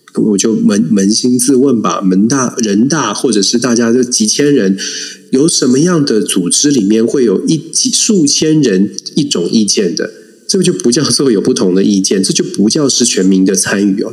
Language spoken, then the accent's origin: Chinese; Taiwan; 我们在台湾长大